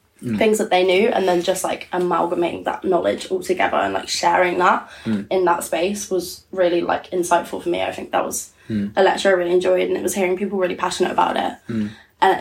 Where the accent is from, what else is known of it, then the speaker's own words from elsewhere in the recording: Portsmouth, South East England, United Kingdom; I grew up in Portsmouth